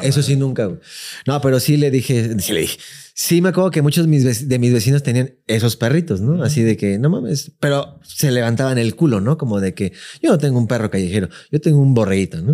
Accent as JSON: {"language": "Spanish", "region": "Mexico City", "country": "Mexico", "tie": "born or raised there", "also_born_or_lived": "La Lagunilla, Mexico City", "said": "mis recuerdos más frescos, así de que sí me acuerdo ya mucho de mi infancia, ya es en Iztapalapa"}